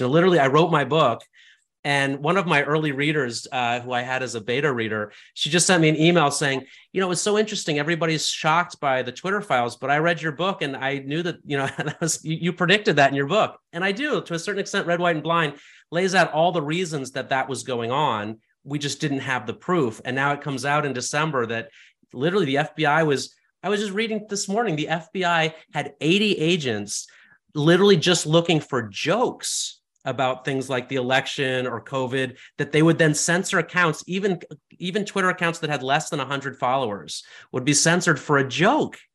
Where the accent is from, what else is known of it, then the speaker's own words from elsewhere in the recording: West Virginia, United States; also born or lived in China / San Francisco, California; now in California, United States; I grew up in West Virginia